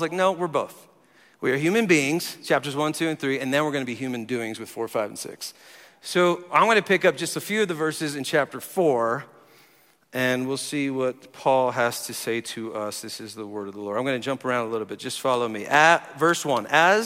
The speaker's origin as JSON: {"language": "English", "region": "New Jersey", "country": "United States", "tie": "born or raised there", "also_born_or_lived": "Tulsa, Oklahoma", "moved": "as an adult", "lives_now": "Colorado Springs, United States", "said": "I grew up in New Jersey. I've spent half my life here now. I've been here 22 years"}